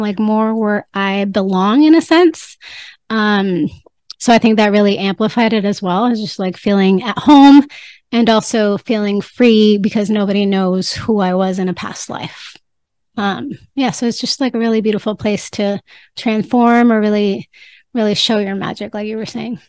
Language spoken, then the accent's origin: English; California, United States; moved away as an adult; now in Mexico; I'm Mexican, uh, but I was born in California. So spend most of my time in the United States